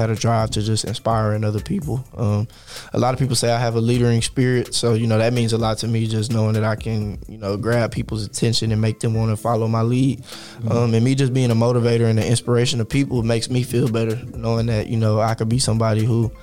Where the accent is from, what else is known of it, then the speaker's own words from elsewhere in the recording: Houston, Texas, United States; also born or lived in Dallas; growing up in Houston was pretty fun for me. I had a pretty good childhood